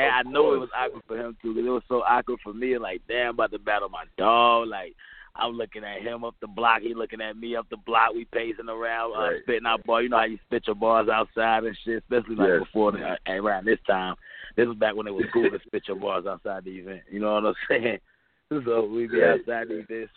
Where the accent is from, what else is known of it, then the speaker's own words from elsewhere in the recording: Fuquay-Varina, North Carolina, United States; I come from Fuquay's Arena, North Carolina. You know what I'm saying? Like, that's where I'm from. I'm from a small town